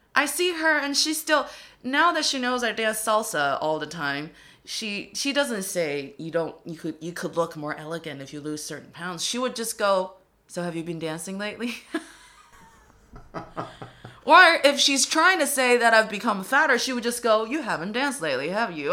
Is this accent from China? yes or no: yes; Dongbei, Northeast China, China; accent: Dongbei; English is a second language; now in Beijing, China; my hometown dialect